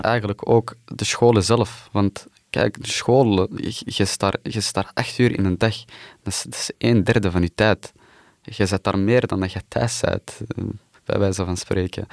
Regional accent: Antwerp, Flanders, Belgium; Ik ben hier geboren in Wilrijk.

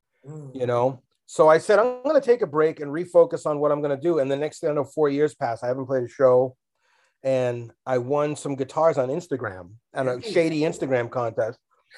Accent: New York, United States; now in Lowell, United States; I'm from the Bronx in the 70s

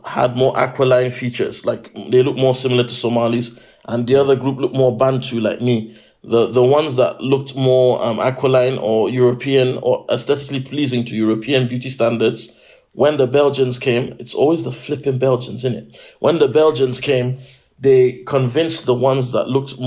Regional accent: Nigeria; now in United Kingdom; I'm a Nigerian

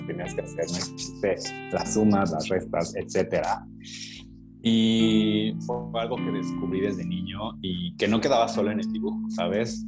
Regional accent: Mexico City, Mexico; now in Comala, Mexico; yo soy de Ciudad de México. Eh, ahí empecé, ahí empezó mi historia

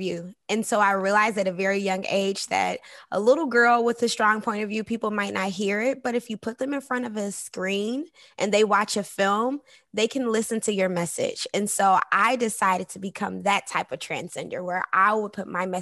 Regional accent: Detroit, Michigan, United States; moved away as an adult; also born or lived in Hollywood; now in Los Angeles, United States; I was raised in Detroit, Michigan. So I'm from the D.

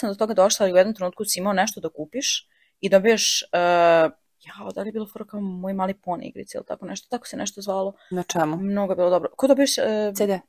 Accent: Serbia; mi kao Srbi

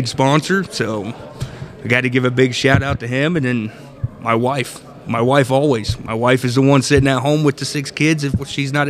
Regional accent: Kokomo, Indiana, United States; I'm from Kokomo, Indiana.

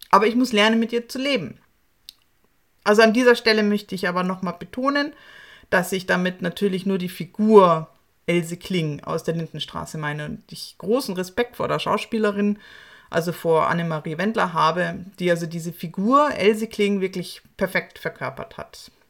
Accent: Munich, Bavaria, Germany; bayerischen Serien meiner Heimatstadt München.

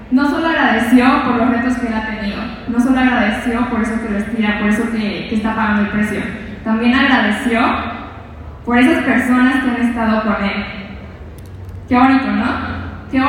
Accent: Sinaloa, Mexico; moved away; soy de Sinaloa y probablemente algunos de ustedes estarán preguntando, ¿qué hace ella aquí? ¿Cómo decidió salir de donde vivió?

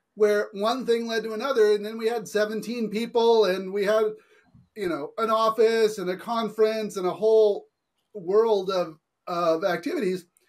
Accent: California, United States; I grew up in California

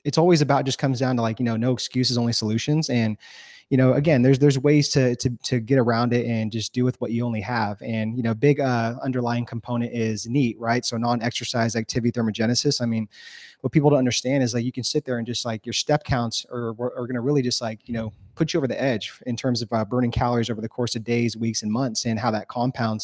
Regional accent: California, United States; moved away as an adult; also born or lived in Los Angeles, United States; now in Texas, United States; we're born and raised in California. I love California. That's home

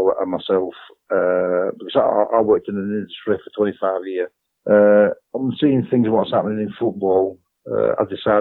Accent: Burnley, North West England, United Kingdom; also born or lived in A Coruña, Spain; I was born in England, Burnley

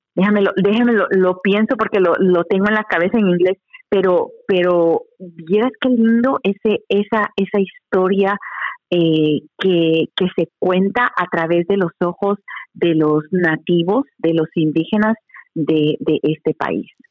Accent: Guatemala; now in United States; yo soy guatemalteca

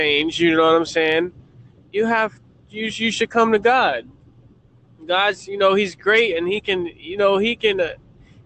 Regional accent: Florida, United States; I'm from Florida

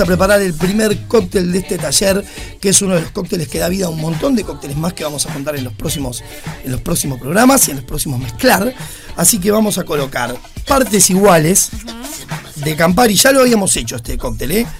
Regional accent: Uruguay; somos los uruguayos

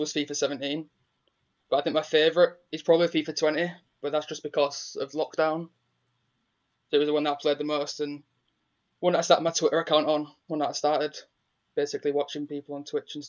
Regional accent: Leeds, Yorkshire and the Humber, United Kingdom; So I'm from Leeds.

